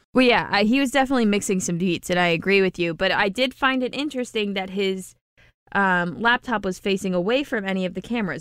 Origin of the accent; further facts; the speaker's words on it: Ohio, United States; growing up in Ohio